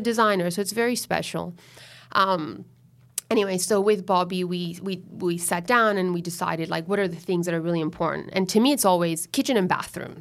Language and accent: English; Miami, Florida, United States; now in Sydney, Australia; mother's Venezuelan, and I grew up in Miami, in Florida, so that makes me a U S citizen